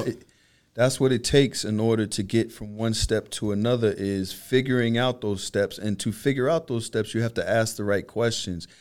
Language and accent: English; New York City, New York, United States; I'm from Brooklyn as well